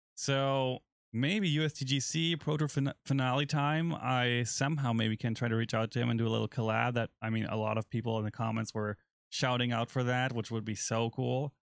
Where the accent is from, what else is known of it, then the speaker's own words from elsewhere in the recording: Germany; moved away; my home country